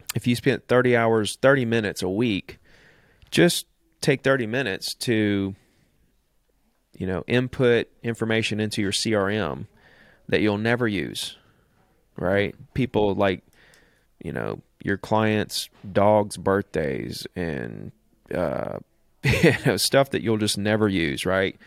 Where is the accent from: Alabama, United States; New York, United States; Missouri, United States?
Alabama, United States; Gulf Shores; here in Gulf Shores in my hometown